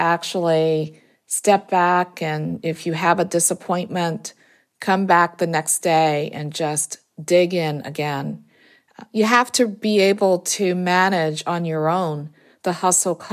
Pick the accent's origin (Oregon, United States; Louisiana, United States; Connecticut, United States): Louisiana, United States; New Orleans; moved away; also born or lived in Maryland / Pennsylvania; I'm from New Orleans, and during Katrina, my parents, who were in their 90s at the time, were there alone in the city